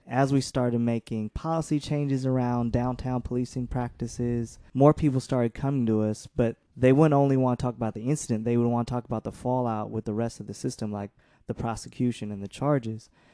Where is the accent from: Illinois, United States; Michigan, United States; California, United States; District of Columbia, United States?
California, United States; San Jose; also born or lived in Milwaukee / Detroit; came here when I was, like, a young kid.